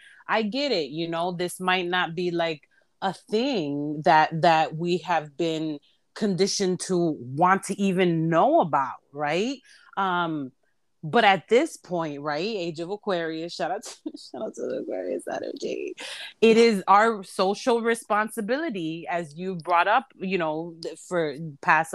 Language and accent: English; Humboldt Park, Illinois, United States; I'm from Humble Park, and I like 1000% proud of it.